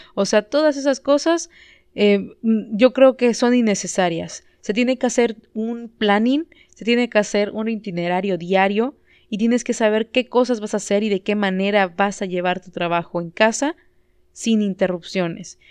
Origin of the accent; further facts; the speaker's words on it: Yucatán, Mexico; como mexicanos, como yucatecos